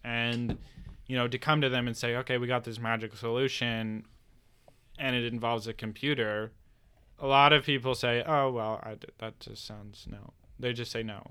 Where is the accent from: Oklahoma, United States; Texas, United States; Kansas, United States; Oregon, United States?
Oregon, United States; Bend; I'm from Bend. We have the most breweries per capita in the world